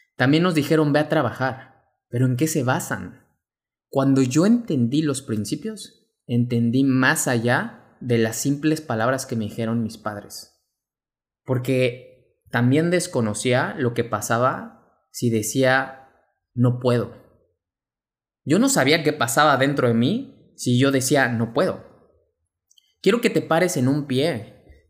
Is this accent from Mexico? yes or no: yes; Mexico; mexicano, emprendedor y empresario